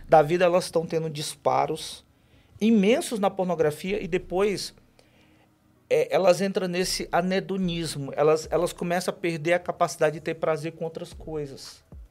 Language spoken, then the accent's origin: Portuguese; Fortaleza, Ceará, Brazil; eu sou natural de Fortaleza